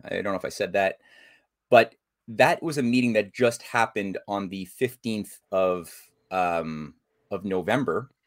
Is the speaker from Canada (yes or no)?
yes; Canada; as a Canadian